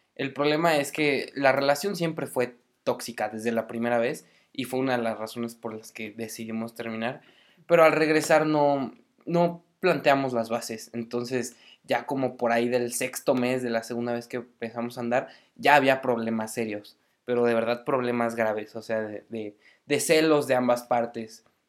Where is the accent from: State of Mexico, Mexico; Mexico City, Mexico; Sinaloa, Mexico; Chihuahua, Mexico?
Mexico City, Mexico; moved away as an adult; now in Morelia, Mexico; Soy de Ciudad de México, del defectuoso